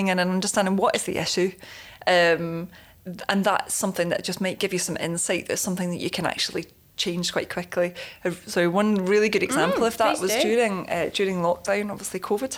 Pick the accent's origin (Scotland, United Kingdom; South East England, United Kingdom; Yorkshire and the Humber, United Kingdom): Yorkshire and the Humber, United Kingdom; Leeds; I'm from the Leeds area